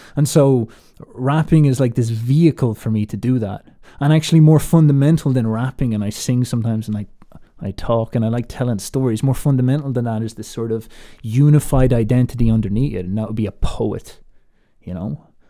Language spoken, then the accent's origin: English; Ireland; I put on this American accent despite the fact that I'm Irish